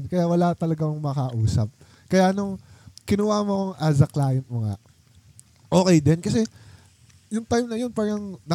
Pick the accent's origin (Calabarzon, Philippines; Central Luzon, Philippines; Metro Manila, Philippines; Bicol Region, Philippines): Metro Manila, Philippines; Quezon City; sabi ko, dito lang sa QC, ganyan, ganyan. Uh, ano, mga Bisaya kasi kami.